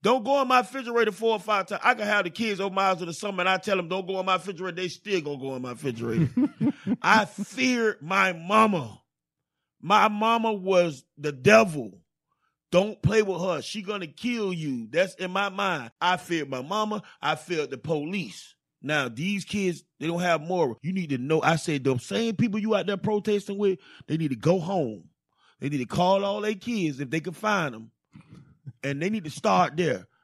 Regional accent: Miami, Florida, United States; Growing up in Miami

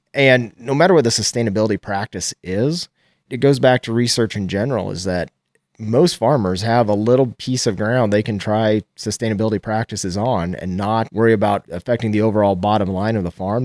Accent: Nebraska, United States; I'm from Geltner, Nebraska. It's about an hour west of Lincoln

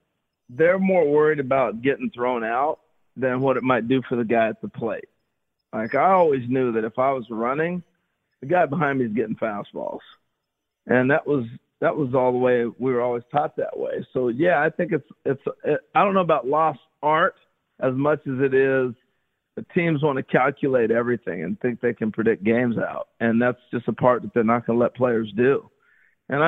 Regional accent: Pacific Northwest, United States; that was home for me because I grew up in the Northwest. I grew up about 3 hours away.

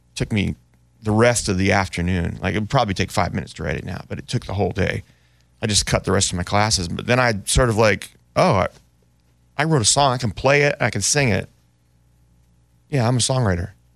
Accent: Oakland, California, United States; also born or lived in Berkeley, California; growing up in Oakland and Berkeley

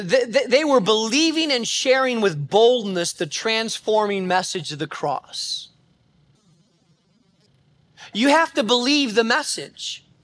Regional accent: Spain; When I grew up in Spain, Spain was an extremely difficult place to plant a church.

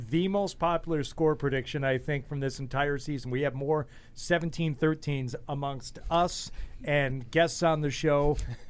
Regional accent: Detroit, Michigan, United States; I grew up in Detroit, so I still follow the Lions pretty closely

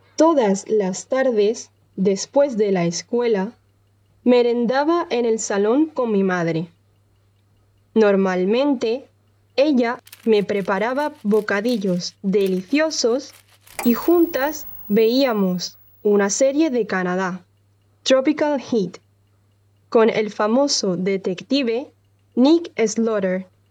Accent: Andalusia, Spain; soy de Andalucía, en el sur de España

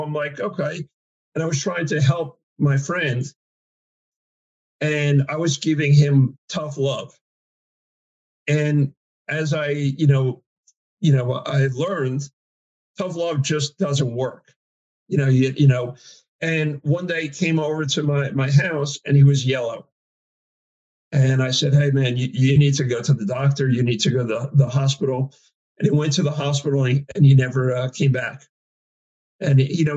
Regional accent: New Jersey, United States; I was from New Jersey.

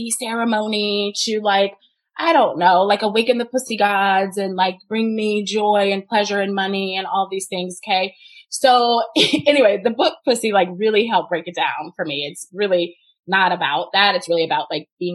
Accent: the Bible Belt, Southern United States, United States; I grew up in the Bible Belt

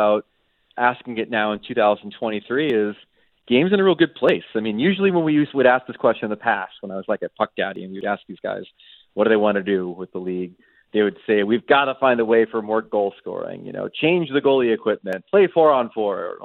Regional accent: United States; as an American

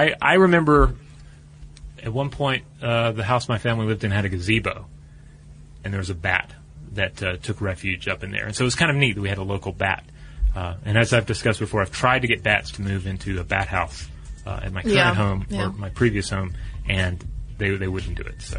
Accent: Santa Fe, New Mexico, United States; I grew up in Santa Fe, New Mexico.

